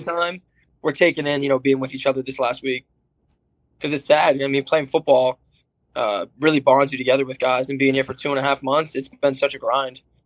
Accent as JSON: {"language": "English", "area": "Cape Cod", "region": "Massachusetts", "country": "United States", "said": "I'm from Cape Cod"}